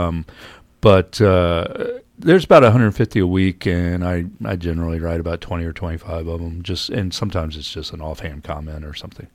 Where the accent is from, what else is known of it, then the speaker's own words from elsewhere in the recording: Virginia, United States; moved away; I grew up in Virginia